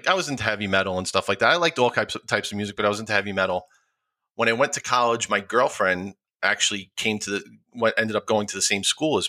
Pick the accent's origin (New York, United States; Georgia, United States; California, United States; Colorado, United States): New York, United States; Rockland County; also born or lived in Bronx, New York; My parents moved up to Rockland County when I was a year old, and I've been there ever since